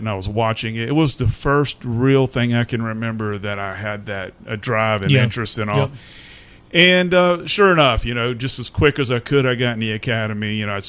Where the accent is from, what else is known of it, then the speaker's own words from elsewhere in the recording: Fayetteville, North Carolina, United States; also born or lived in Germany; And we came back when I was, I don't know, man, knee-high to a grasshopper. Yeah. And we lived here in Fayetteville.